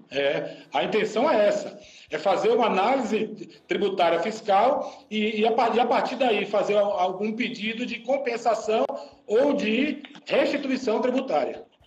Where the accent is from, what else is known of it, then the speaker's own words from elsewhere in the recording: Salvador, Bahia, Brazil; now in Joinville, Brazil; Eu sou de Salvador, mas eu, hoje eu moro aqui em Joinville, né?